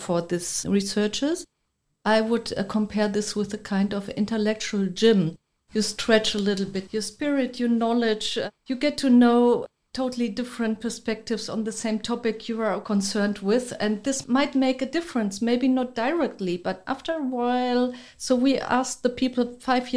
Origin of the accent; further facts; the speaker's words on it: Germany; also born or lived in Berlin; I'm coming from Germany, currently living in Berlin